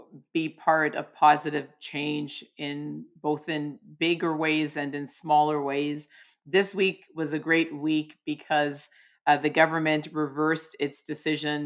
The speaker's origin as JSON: {"language": "English", "town": "Toronto", "region": "Ontario", "country": "Canada", "said": "I come from Toronto, which is an incredibly multicultural city"}